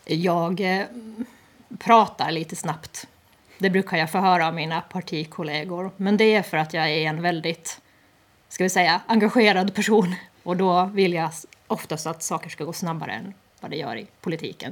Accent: Åland Islands; vi som ålänningar som faktiskt har det här som en del av vår identitet

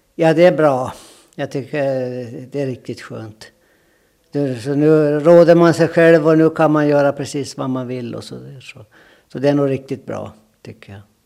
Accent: Jomala, Åland, Åland Islands; accent: Åland dialect; moved away as an adult; now in Sweden; Jag är född i Kungsö, Jomala Kungsö

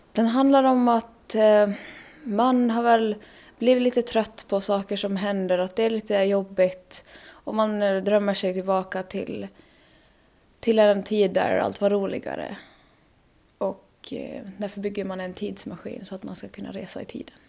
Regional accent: Germany; Swedish is a second language; moved away as an adult; now in Åland, Finland; jag kommer från Tyskland

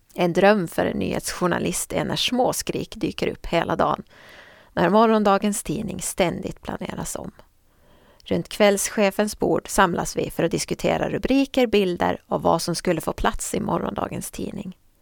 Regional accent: Åland Islands; Under jullovet 2002 var jag hemma på Åland och jobbade extra på Nyan

